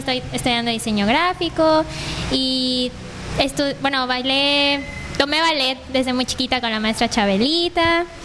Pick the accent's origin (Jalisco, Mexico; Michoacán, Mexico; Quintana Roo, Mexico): Quintana Roo, Mexico; Cozumel; yo nací acá en Cozumel.